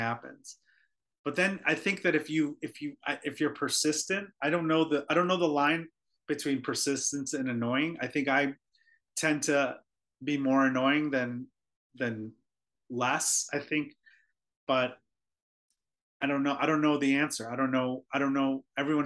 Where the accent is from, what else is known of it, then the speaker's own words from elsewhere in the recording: Oak Brook, Illinois, United States; also born or lived in Philadelphia; I'm from Chicago originally. I grew up in the suburbs of Chicago.